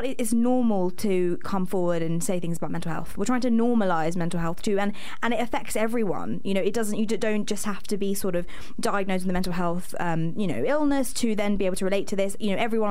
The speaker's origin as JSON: {"language": "English", "region": "London", "country": "United Kingdom", "moved": "as an adult", "lives_now": "York, United Kingdom", "said": "I'm from London"}